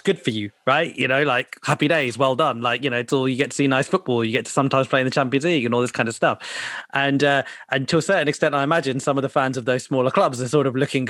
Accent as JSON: {"language": "English", "country": "United Kingdom", "said": "I still regard myself as British, right? I'm still a British citizen."}